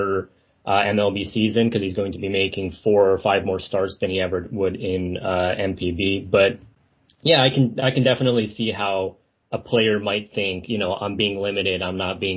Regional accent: Las Vegas, Nevada, United States; I'm from Las Vegas personally, but my family on the American side is from San Francisco Bay Area

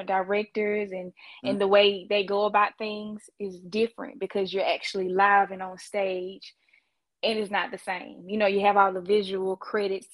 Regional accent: Eatonton, Georgia, United States; moved away as an adult; also born or lived in New York; I went to high school in Putnam County, Edenton, Georgia

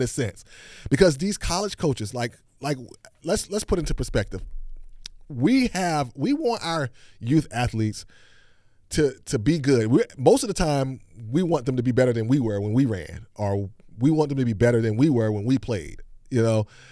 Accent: Hampton, Virginia, United States; I grew up in Hampton, Virginia

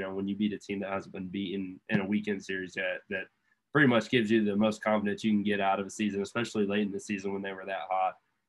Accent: Florida, United States; we're all from Florida, or most of us at least

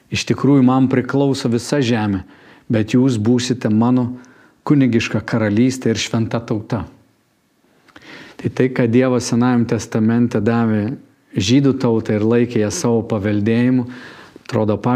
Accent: Lithuania; Mes visų pirma esam dangaus piliečiai, tik po to esam lietuviai

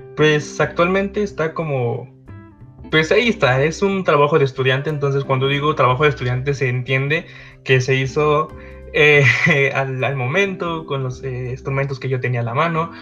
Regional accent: Mexico; soy de México

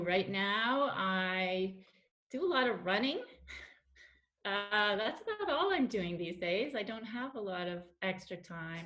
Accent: Denver, Colorado, United States; moved away as an adult; also born or lived in Quebec City, Canada / Montreal, Canada / Paris, France; now in Switzerland; I was born in Denver, Colorado, in Lutheran Hospital. Went to Wheat Ridge High School.

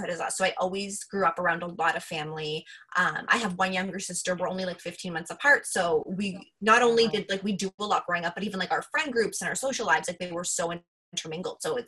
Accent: Mississauga, Ontario, Canada; I grew up in Mississauga

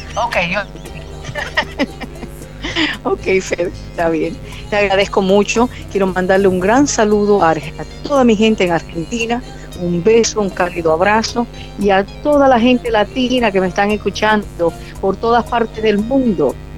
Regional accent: Barranquilla, Atlántico, Colombia; Nací en Barranquilla, Colombia

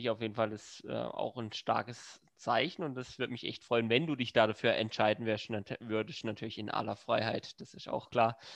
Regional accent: Freiburg, Baden-Württemberg, Germany; Auch das ähm, freut mich als Freiburger sehr.

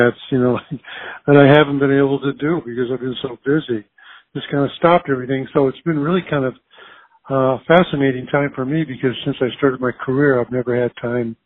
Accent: Earlham and Jefferson, Iowa, United States; moved away; also born or lived in Des Moines, Iowa; I was born in Des Moines and raised in Earlham and Jefferson, Iowa, small little farming communities

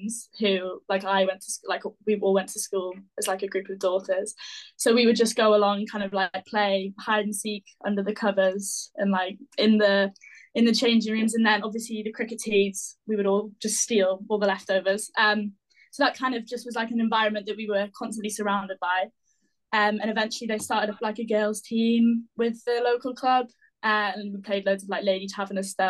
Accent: Northumberland, North East England, United Kingdom; it's been a pleasure to grow up in Northumberland

